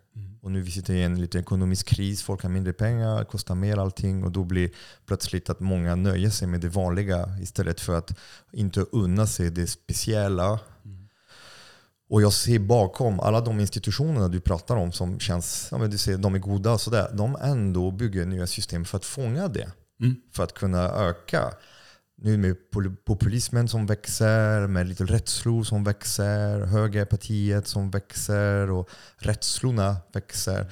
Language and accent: Swedish; France; Swedish is a second language; now in Sweden; jag är utlänning, jag är fransman